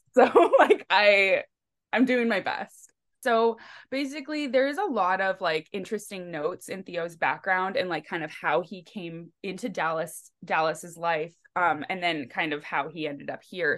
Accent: Langley, British Columbia, Canada; We grew up in Walnut Grove, Langley, which is, like, outside of Vancouver

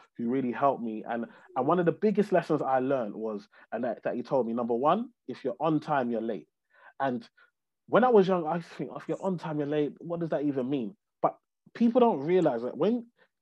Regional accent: London, United Kingdom; I grew up in a place called Tower Hamlets in East London, on a council estate, to Nigerian immigrant parents

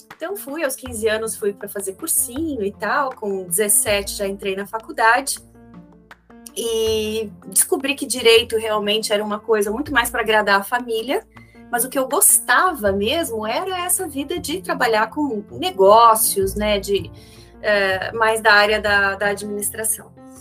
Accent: Xanxerê, Santa Catarina, Brazil; moved away; Eu nasci em Xanxerê, uma cidadezinha de hoje 50 mil habitantes

